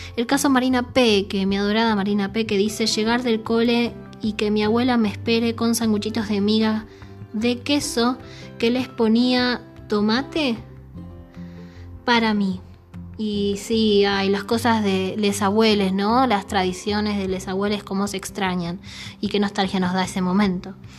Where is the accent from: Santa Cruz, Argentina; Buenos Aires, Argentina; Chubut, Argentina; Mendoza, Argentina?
Buenos Aires, Argentina; yo soy de Saavedra